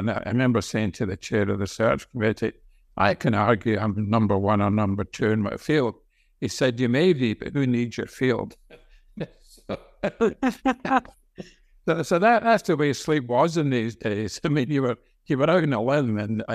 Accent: Scotland, United Kingdom; moved away as an adult; also born or lived in Glasgow, Scotland / Pennsylvania, United States; now in United States; I grew up in Scotland, and I went to the University of Glasgow

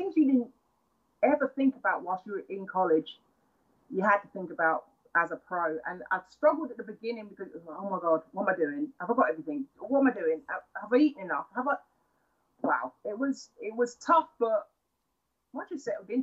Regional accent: London, United Kingdom; moved away as an adult; also born or lived in United States; from London

